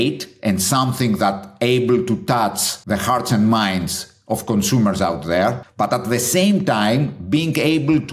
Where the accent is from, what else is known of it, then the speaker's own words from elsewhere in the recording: Athens, Attica, Greece; English is a second language; moved away as an adult; also born or lived in Chicago, United States; born and bred in Greece, in Athens.